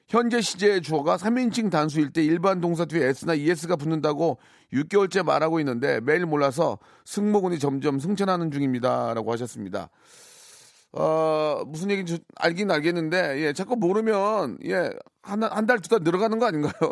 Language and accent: Korean; Chungcheong, South Korea